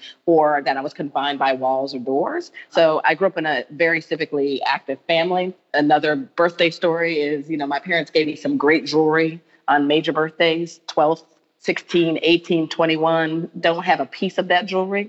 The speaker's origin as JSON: {"language": "English", "town": "Hartford", "region": "Connecticut", "country": "United States", "tie": "born or raised there", "moved": "yes", "lives_now": "New York City, United States", "said": "I was born in Hartford, Connecticut"}